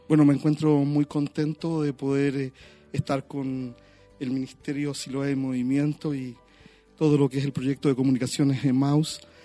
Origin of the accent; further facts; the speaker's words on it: Valparaíso, Chile; also born or lived in United States; yo nací en Valparaíso